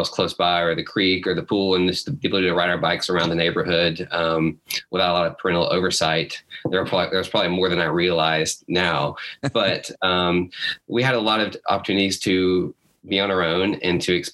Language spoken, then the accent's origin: English; Huntsville, Alabama, United States; I grew up in Huntsville, Alabama